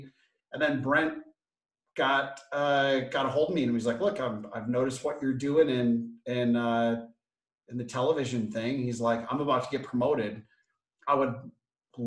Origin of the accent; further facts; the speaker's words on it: Flint, Michigan, United States; now in Los Angeles, United States; I grew up on the free lunch program. I was born in Flint, Michigan.